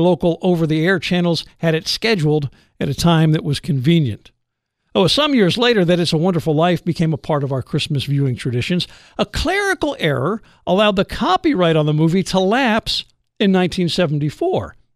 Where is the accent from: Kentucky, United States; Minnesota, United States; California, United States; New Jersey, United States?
New Jersey, United States; growing up in New Jersey